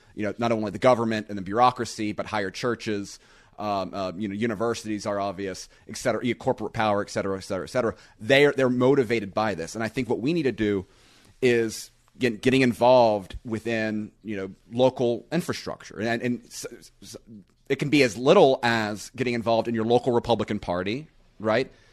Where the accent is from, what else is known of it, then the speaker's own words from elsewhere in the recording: Panama City Beach, Florida, United States; where I live in Panama City Beach